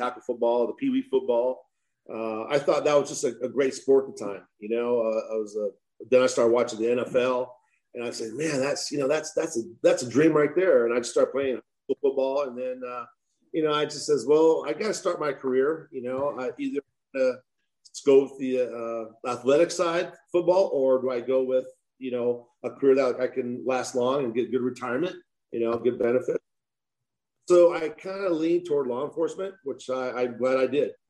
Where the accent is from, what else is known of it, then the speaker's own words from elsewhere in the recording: Fresno, California, United States; born and raised in Fresno, California